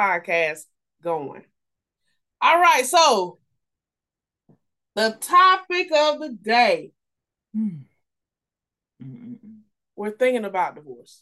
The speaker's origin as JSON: {"language": "English", "town": "Kinston", "region": "North Carolina", "country": "United States", "tie": "born or raised there", "said": "we are from Kinston, North Carolina"}